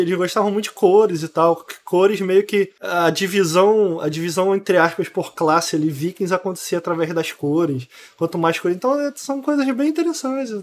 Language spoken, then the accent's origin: Portuguese; Brazil; eu sou brasileiro